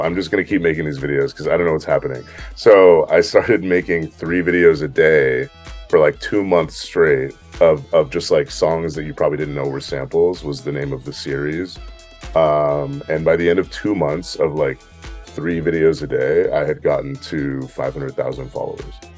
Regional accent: San Francisco, California, United States; now in Los Angeles, United States; I'm from San Francisco

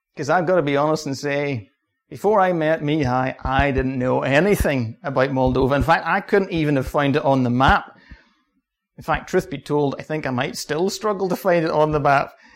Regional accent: Ballymoney, Northern Ireland, United Kingdom; I'm from Balamoney. My home church is Balamoney Baptist Church.

